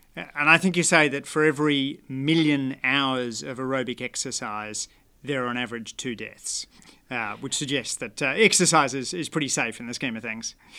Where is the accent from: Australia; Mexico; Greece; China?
Australia; Canberra, Australian Capital Territory; my hometown there. I, I always think that, uh, the pleasures of, uh, running in the Canberra bush